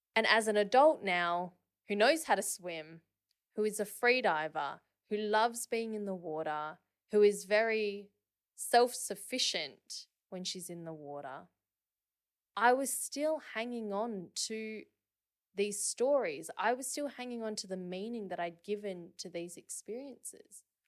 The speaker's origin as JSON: {"language": "English", "town": "Perth", "region": "Western Australia", "country": "Australia", "tie": "born or raised there", "said": "I grew up in Perth."}